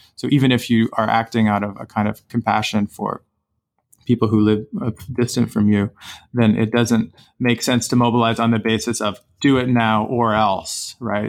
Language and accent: English; Canada; I as a Canadian citizen